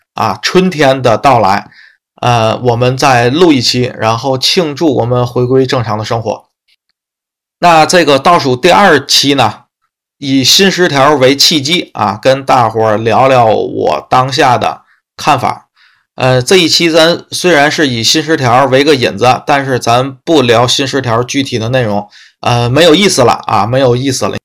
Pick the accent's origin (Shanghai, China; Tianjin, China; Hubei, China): Tianjin, China; 天津市，啊，嗯，其他城市我，咱这个信息没有过多地去收集什么的，啊，只关注一下天津市，啊，因为是我的家乡嘛